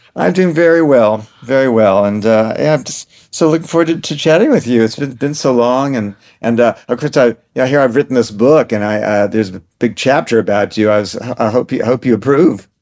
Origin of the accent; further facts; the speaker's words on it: New York City, New York, United States; I grew up in New York City